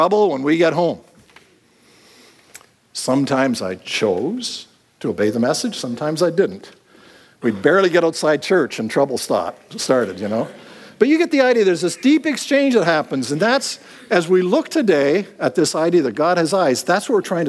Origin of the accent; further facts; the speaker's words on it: Clinton, Ontario, Canada; I grew up in the Plymouth Brethren movement, the Gospel Halls, and any of you have been in that, it was a very small Gospel Hall in Clinton, Ontario